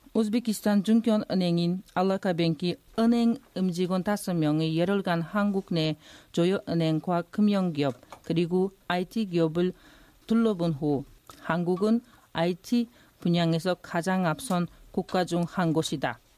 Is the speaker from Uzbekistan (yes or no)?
yes; Uzbekistan; born or raised there; Korean is a second language; moved away as an adult; now in South Korea